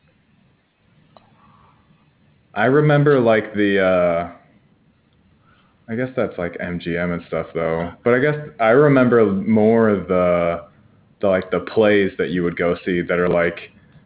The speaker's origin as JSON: {"language": "English", "town": "Toledo", "region": "Ohio", "country": "United States", "said": "I'm from Toledo"}